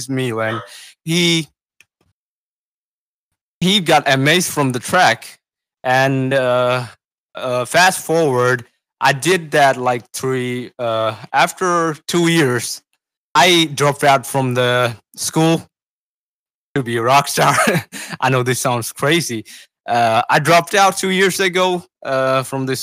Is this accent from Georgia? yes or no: no; Sri Lanka; I'm from Sri Lanka. I'm 17 years old, and I make music